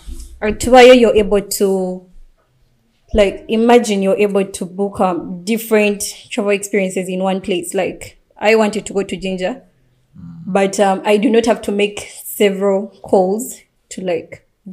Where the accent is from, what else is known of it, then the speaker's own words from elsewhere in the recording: Bali, Indonesia; English is a second language; I come from Bali, so I can make a call to my people